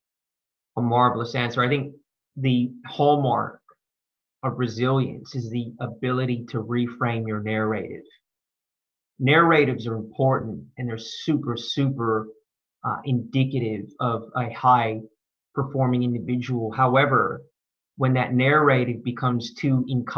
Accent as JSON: {"language": "English", "area": "Bay Area", "region": "California", "country": "United States", "tie": "born or raised there", "moved": "as an adult", "lives_now": "Australia", "said": "So I'm an American. I've been in Australia for 12 years. I grew up in the Bay Area"}